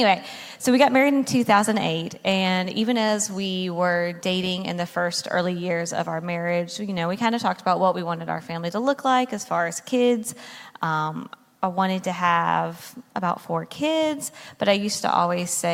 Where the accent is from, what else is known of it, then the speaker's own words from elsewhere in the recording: North Carolina, United States; moved away as an adult; now in New Jersey, United States; I was born and raised in North Carolina